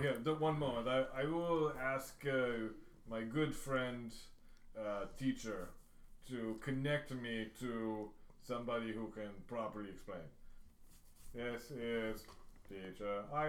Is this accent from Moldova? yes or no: yes; Moldova; I'm not from Russia. I'm from Moldova. The splinter state of Romania.